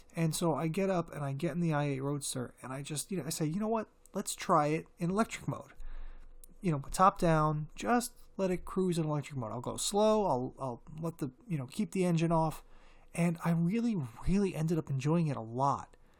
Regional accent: United States; As an American en-, car enthusiast

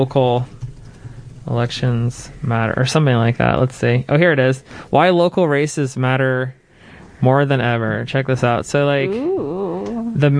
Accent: Jacksonville, Florida, United States; now in Seattle, United States; I'm from Jacksonville, Florida

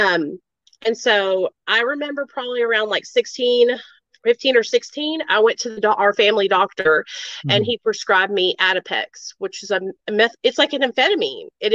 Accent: Arkansas, United States; born or raised there; also born or lived in New York

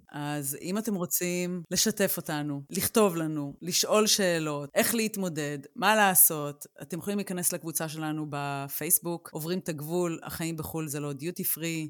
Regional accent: Israel; now in Germany

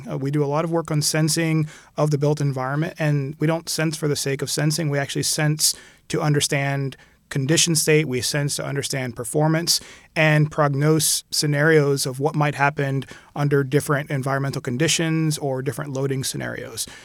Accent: Puerto Rico; also born or lived in Philadelphia / California / Jamaica / Barbados; I was born in Philadelphia, and we moved to California when I was really young. And I spent most of my youth actually in the Caribbean. Most of it was in Puerto Rico

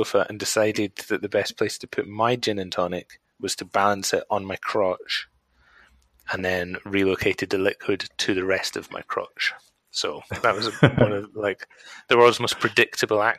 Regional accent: Scotland, United Kingdom; now in Wales, United Kingdom; I now live in Wales and I'm Scottish

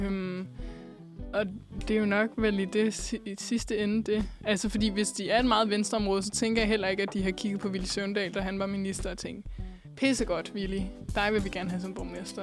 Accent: Hillerød, Capital Region of Denmark, Denmark; now in Copenhagen, Denmark; når jeg for eksempel er hjemme og besøger min mor i Hillerød

